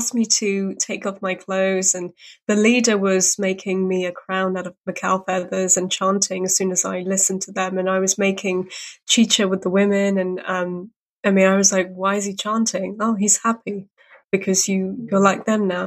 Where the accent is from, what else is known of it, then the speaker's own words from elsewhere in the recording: United Kingdom; I'm Brit